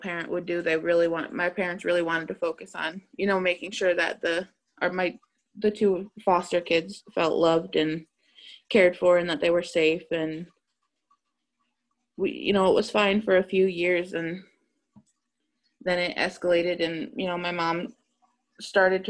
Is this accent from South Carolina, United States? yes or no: no; Massachusetts, United States; I was raised in Massachusetts